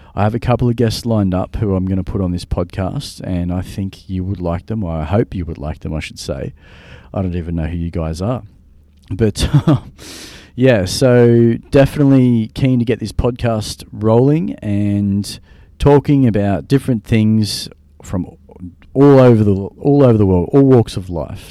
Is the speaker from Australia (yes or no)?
yes; Australia; I'm from Australia.